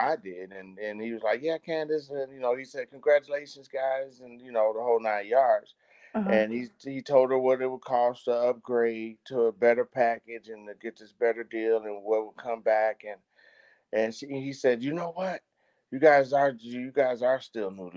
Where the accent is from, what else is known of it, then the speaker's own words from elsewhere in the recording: Lake Michigan, Midwest, United States; moved away; at home in the winter months on Lake Michigan